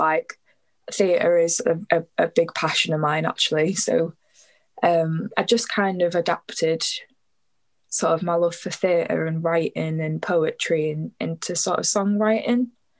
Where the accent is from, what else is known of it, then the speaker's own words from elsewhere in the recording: Warrington, North West England, United Kingdom; accent: a bit Scouse; moved away as an adult; also born or lived in St Helens; now in Manchester, United Kingdom; I'm from just outside of Warrington, so northwest, Merseyside really, but I've just moved to Manchester. Well, I say I've just moved, I've been living in Manchester for the past 6 months, so I moved during lockdown